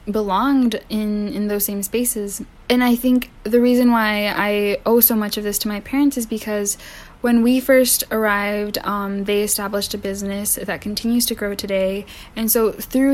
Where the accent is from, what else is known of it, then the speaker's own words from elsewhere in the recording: Indiana, United States; also born or lived in Mexico; now in Maryland, United States; I first came to the U.S. when I was 3 years old. I am from Mexico. I grew up in Indiana